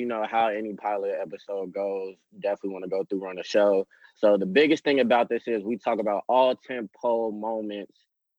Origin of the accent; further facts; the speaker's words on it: Chicago, Illinois, United States; moved away; definitely one of the hosts on here with my other two co-hosts from Chicago originally.